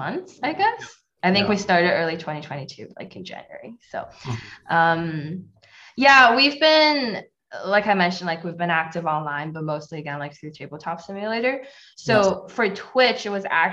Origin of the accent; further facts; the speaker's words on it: Toronto, Ontario, Canada; moved away as an adult; now in Ottawa, Canada; I'm in Ottawa now. I was from Toronto, but I moved here during the pandemic